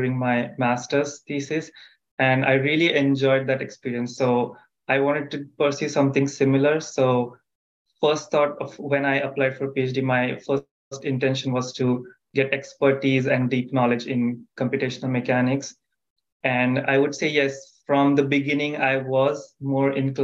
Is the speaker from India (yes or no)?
yes; India; moved away as an adult; now in United States; I am originally from India